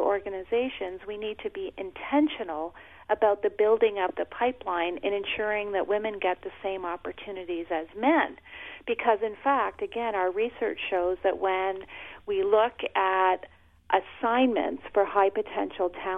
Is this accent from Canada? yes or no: yes; Canada; I'm Canadian